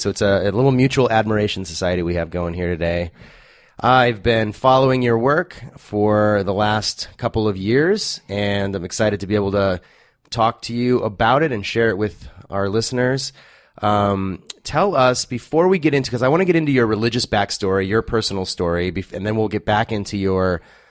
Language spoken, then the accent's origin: English; California, United States; I grew up in the Inland Empire and frequently went to Newport Beach. That was sort of our beach.